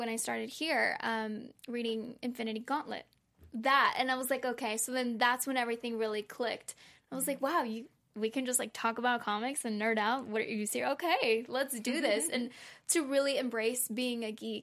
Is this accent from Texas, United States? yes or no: yes; Texas, United States; I'm from Texas